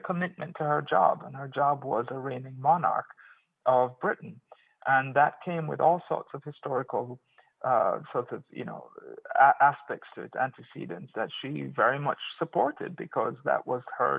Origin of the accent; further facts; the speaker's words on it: Jamaica; moved away; the life I had in Jamaica as a Jamaican.